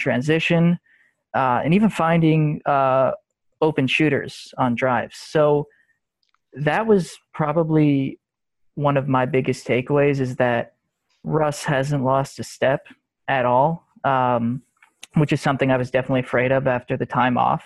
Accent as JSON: {"language": "English", "region": "New York", "country": "United States", "said": "I'm from New York"}